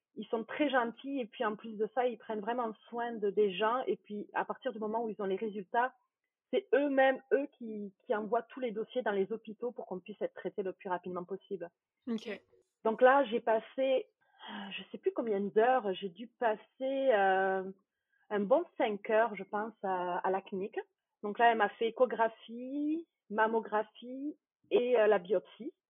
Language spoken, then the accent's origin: French; France; moved away as an adult; now in Quebec, Canada; Je suis française d'origine. J'ai immigrée au Québec, euh, c'était en 2013, fin 2013